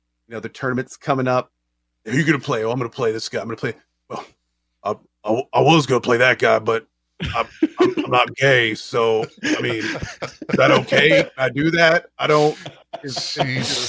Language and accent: English; the South, United States; I'm from the South.